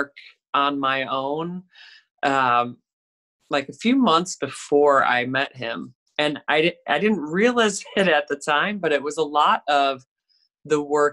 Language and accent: English; Chicago, Illinois, United States; I'm from Chicago